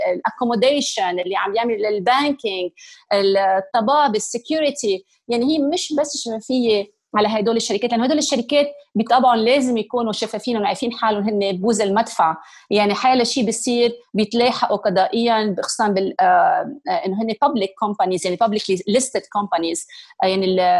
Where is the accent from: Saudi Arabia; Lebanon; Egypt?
Lebanon; moved away as an adult; now in United Kingdom; لبنان بقلبي وحتى بعد صار لي اكثر من 20 سنه عايشه ببريطانيا وانه عندي الجنسيه البريطانيه بس لما حدا يسالني انت شو بقول دغري انا انا انا لبنانيه